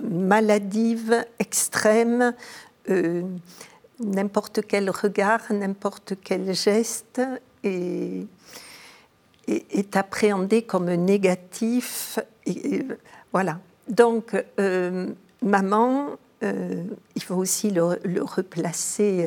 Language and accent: French; Montauban, Occitania, France; mon enfance est à Montauban